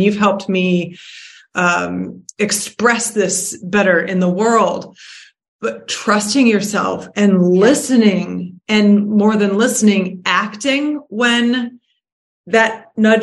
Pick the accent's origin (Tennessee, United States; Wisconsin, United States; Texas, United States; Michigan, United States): Michigan, United States; Detroit; I was born and raised in Detroit.